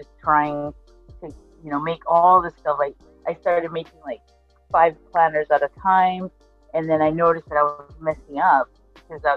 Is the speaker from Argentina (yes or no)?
yes; Argentina; moved away; I'm from Argentina